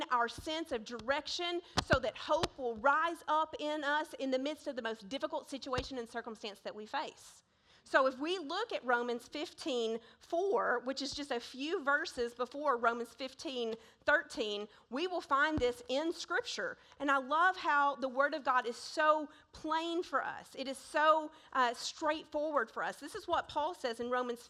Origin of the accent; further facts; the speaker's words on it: Searcy, Arkansas, United States; I was born in 1976 in Searcy, Arkansas, and I was placed up for adoption